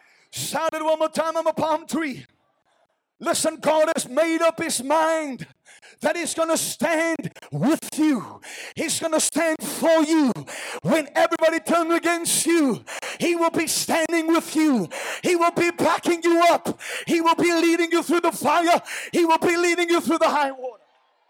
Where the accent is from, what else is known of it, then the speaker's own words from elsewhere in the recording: South Africa; We're from South Africa. We don't know these things.